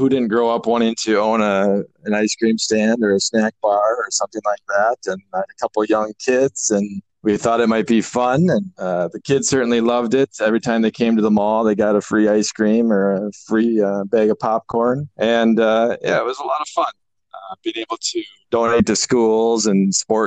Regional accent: Eau Claire, Wisconsin, United States; moved away as an adult; now in Holmen, United States; growing up in Eau Claire, it was all lakes

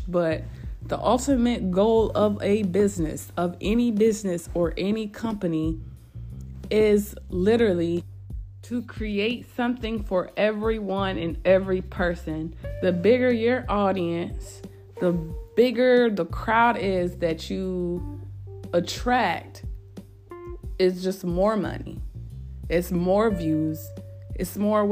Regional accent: upstate New York, United States; now in Greenville, United States; I'm from upstate New York. I'm not from the city.

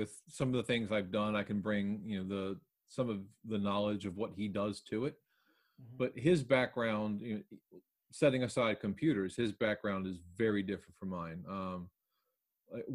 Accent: Baltimore, Maryland, United States; moved away; I'm from Baltimore originally. I haven't lived there in a while

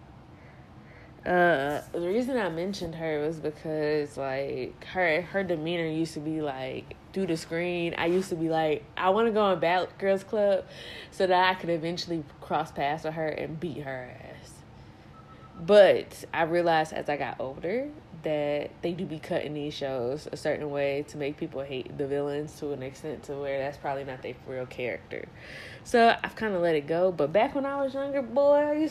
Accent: Detroit, Michigan, United States; we are from Detroit.

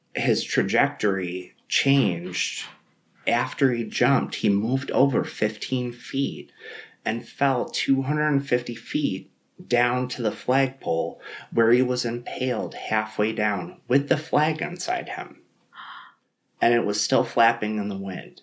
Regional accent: Buffalo, New York, United States; I'm from Buffalo

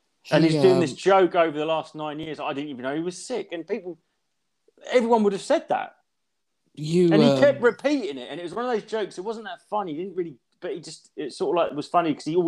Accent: Canada; I'm Canadian

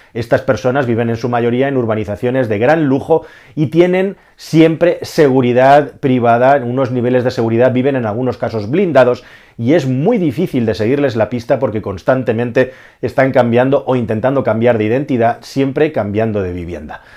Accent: Spain; yo que soy español y estoy rodeado de españoles

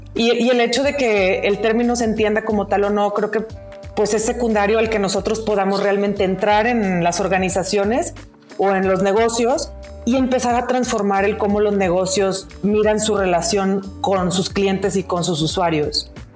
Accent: Monterrey, Nuevo León, Mexico; siendo regia

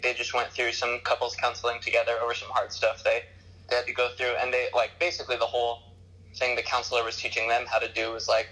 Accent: Santa Barbara, California, United States; I'm from Santa Barbara

